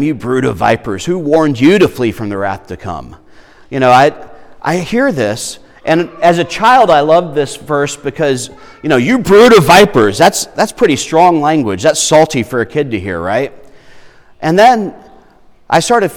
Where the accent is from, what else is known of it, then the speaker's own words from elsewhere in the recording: Irmo, South Carolina, United States; I grew up in Irmo where, you know, eggs come from the store.